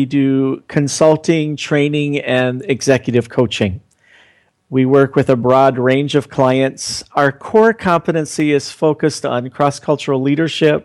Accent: central Pennsylvania, United States; moved away as an adult; also born or lived in New York City; now in India; I grew up in a small town in central Pennsylvania, and then from there, over a period of years, ended up in New York City

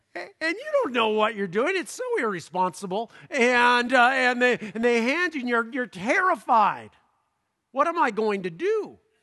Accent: Southern California, United States; I'm from Southern California

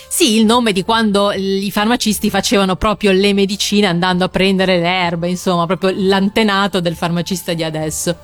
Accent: Liguria, Italy; accent: Ligurian; nel mio dialetto, quello ligure, farmacista si dice appunto ospezia

